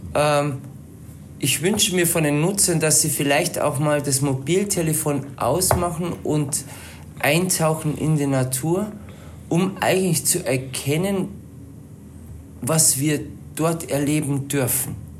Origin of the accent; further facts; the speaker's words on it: Palling, Bavaria, Germany; now in Berchtesgaden, Germany; also sprich im Chiemgau, äh, dort wo ich herkomme, in Palling